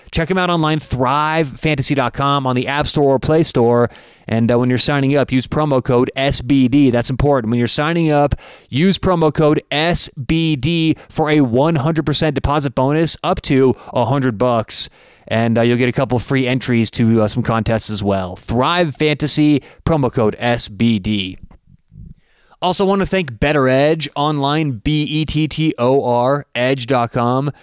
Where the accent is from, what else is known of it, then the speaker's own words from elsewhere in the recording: Denver, Colorado, United States; I'm from Denver, big Broncos fan